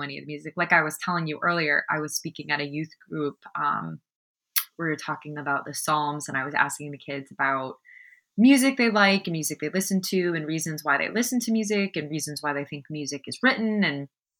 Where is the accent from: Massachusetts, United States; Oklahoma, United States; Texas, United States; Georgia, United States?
Massachusetts, United States; moved away; also born or lived in Alabama; growing up in Massachusetts